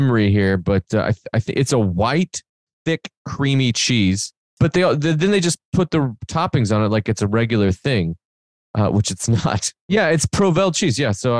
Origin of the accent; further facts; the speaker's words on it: Benton, Illinois, United States; I moved to 12 different places before the 8th grade or 6th grade or something, and then mostly grew up after that in Southern Illinois in a small town called Benton, Illinois, from 6th to high school